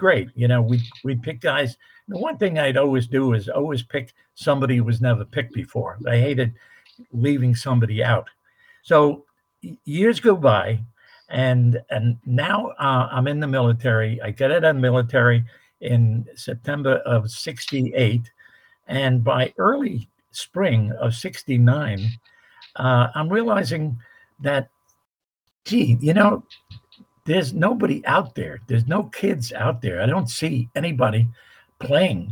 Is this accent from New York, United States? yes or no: yes; New York City, New York, United States; I grew up in Manhattan